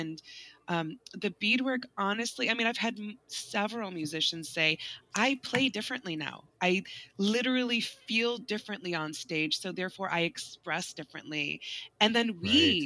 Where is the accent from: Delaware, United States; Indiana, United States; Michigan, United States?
Michigan, United States; West; I grew up in West Michigan.